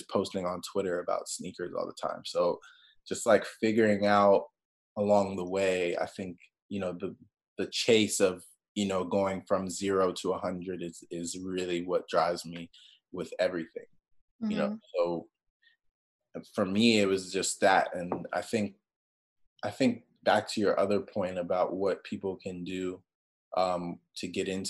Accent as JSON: {"language": "English", "region": "Maryland", "country": "United States", "tie": "born or raised there", "said": "I grew up in Maryland in the middle of nowhere"}